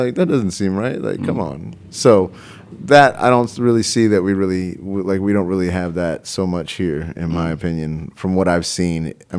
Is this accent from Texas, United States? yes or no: yes; Texas, United States; Like I'm from Texas, and I never expected to see that many Confederate flags flying in the Northwest.